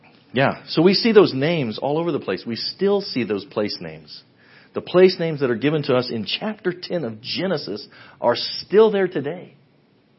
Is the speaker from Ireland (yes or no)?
no; Western Kansas, United States; now in Ada, United States; I grew up in Western Kansas